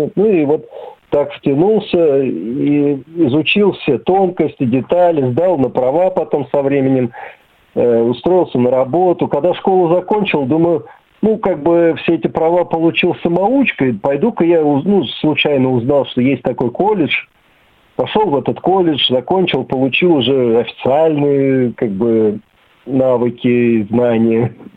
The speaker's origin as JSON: {"language": "Russian", "town": "Serpukhov", "region": "Moscow Oblast", "country": "Russia", "tie": "born or raised there", "also_born_or_lived": "Malakhovka / Sergiev Posad", "moved": "yes", "lives_now": "Beloomut, Russia", "said": "я родом из Серпухова"}